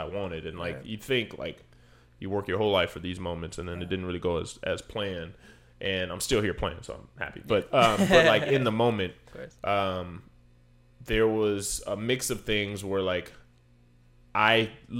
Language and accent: English; Chandler, Arizona, United States; where I grew up at in Chandler